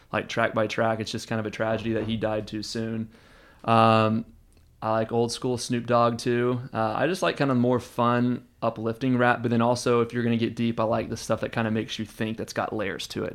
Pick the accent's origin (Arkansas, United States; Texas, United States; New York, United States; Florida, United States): Texas, United States; Houston; also born or lived in Austin, Texas; I was born and raised in Houston, but, uh, I've spent six years in Austin, and, uh, I consider this to be home